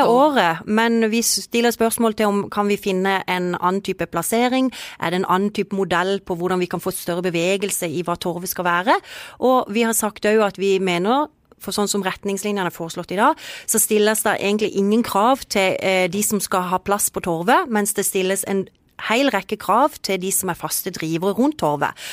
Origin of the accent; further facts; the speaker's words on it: Kristiansand, Agder, Norway; vi som er jo født og oppvokst i Kristiansand